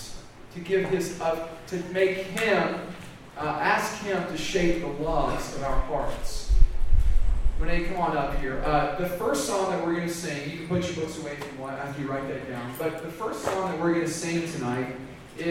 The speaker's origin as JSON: {"language": "English", "region": "the South", "country": "United States", "said": "I'm from the South"}